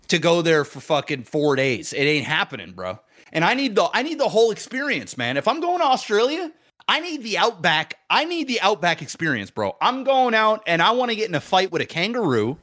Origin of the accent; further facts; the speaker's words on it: Canada; I'm not even from Detroit. Fucking Canadian